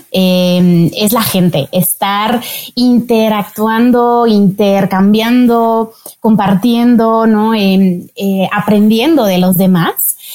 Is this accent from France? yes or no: yes; France; Spanish is a second language; Soy francesa, como dijiste, pero yo nací en un contexto muy internacional.